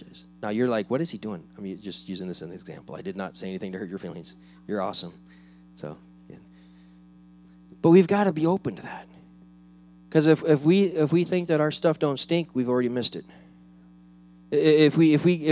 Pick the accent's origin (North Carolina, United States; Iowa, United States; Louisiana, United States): Iowa, United States; moved away; I grew up in Iowa, where they actually have four seasons.